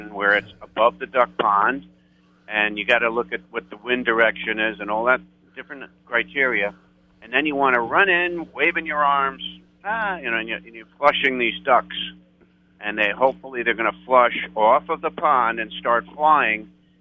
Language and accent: English; New York, United States; accent: New York; now in Texas, United States; I'm a Texan, but I come from New York, so I have a New York accent